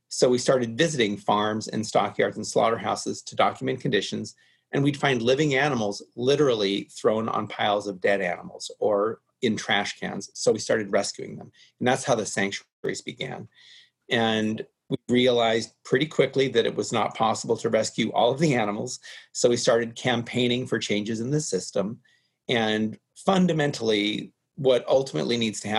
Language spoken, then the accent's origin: English; Los Angeles, California, United States; I grew up in the Hollywood Hills in California and I was near Griffith Park